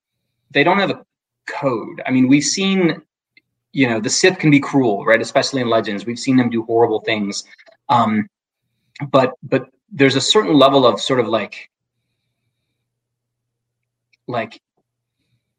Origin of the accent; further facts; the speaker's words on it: Midwest, United States; I grew up in the Midwest